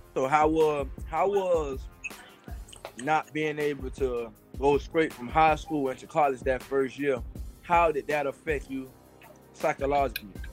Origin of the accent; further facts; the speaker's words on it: Miami, Florida, United States; I'm from Miami, so I know how the um the Miami lifestyle was